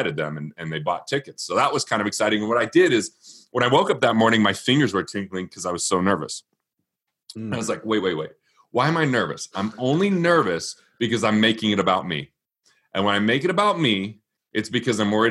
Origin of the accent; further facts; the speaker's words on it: Utah, United States; I grew up in Utah, but I'm not Mormon